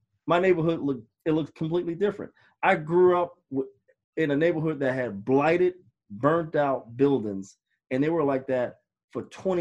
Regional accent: New York City, New York, United States; I grew up in New York City, born and raised in Harlem.

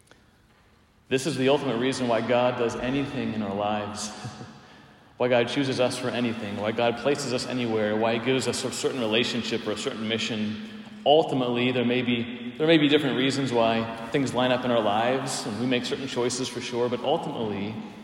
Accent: Palmyra, Pennsylvania, United States; moved away; also born or lived in Emmitsburg, Maryland; I was driving from Emmitsburg, Maryland to Palmyra, Pennsylvania

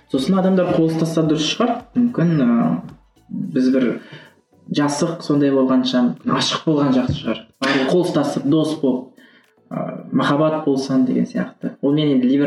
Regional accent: Kazakhstan

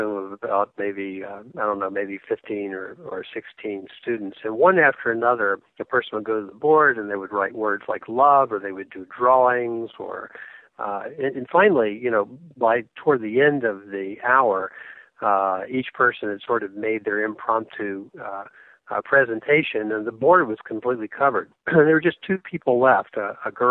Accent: Atlanta, Georgia, United States; moved away; also born or lived in Manhattan, New York; growing up in Atlanta in the 1970s

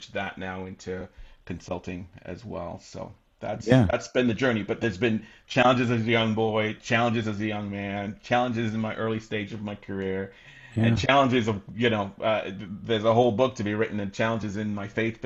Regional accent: Canada; also born or lived in England (northeast of London); I ended up coming to Canada, immigrating to Canada with my mom and my sisters

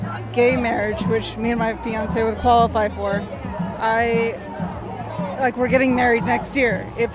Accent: Texas, United States; now in New York, United States; Luckily, we're in New York State, but I'm from Texas.

